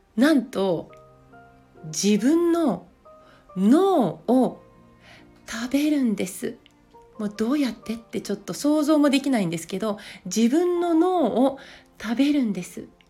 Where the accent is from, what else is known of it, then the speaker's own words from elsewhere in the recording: Yamaguchi, Japan; now in Niigata, Japan; 私は出身が山口県